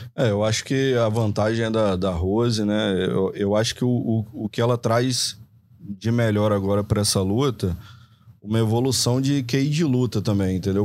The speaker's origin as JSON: {"language": "Portuguese", "country": "Brazil", "said": "como brasileiro"}